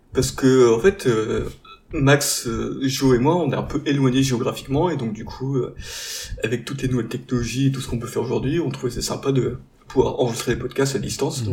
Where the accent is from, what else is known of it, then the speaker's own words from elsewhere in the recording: the Nord, Hauts-de-France, France; now in Marseille, France; on est à la base tous du Nord